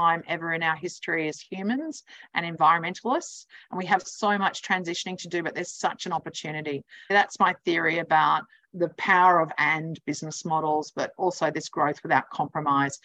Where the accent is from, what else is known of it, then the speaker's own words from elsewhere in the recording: Brisbane, Queensland, Australia; moved away as an adult; also born or lived in New York City; chose to come back to Brisbane, which is my hometown